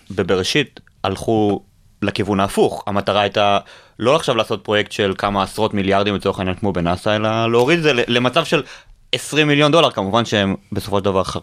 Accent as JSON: {"language": "Hebrew", "country": "Israel", "said": "אותי אישית כישראלי זה, זה מרגש בקטע מדהים."}